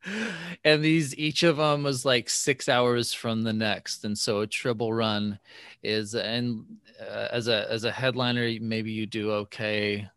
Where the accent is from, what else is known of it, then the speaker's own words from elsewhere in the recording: Bay Area, California, United States; I grew up in the Bay Area